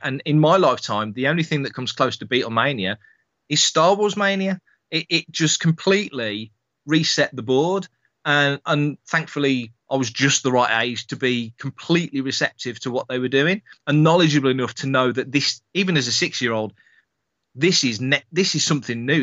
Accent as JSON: {"language": "English", "country": "United Kingdom", "said": "we're all Brits"}